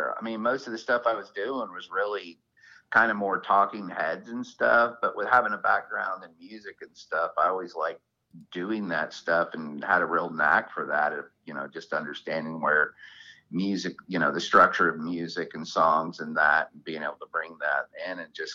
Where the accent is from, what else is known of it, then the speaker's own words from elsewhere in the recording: Alabama, United States; moved away; we grew up with rattlesnakes in Alabama